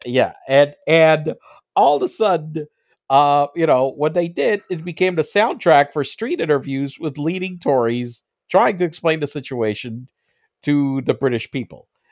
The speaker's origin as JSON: {"language": "English", "country": "United States", "tie": "born or raised there", "said": "I'm an American, uh, you know, a, a, as born over here"}